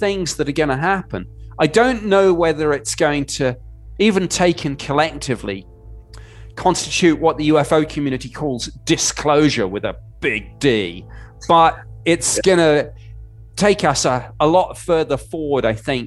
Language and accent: English; United Kingdom; moved away as an adult; now in United States; I'm obviously a Brit who's lived in the US since 2012